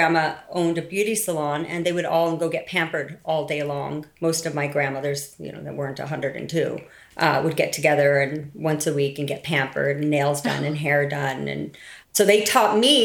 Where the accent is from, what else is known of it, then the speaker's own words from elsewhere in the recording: Santa Fe, New Mexico, United States; I'm from Santa Fe, New Mexico, born and raised.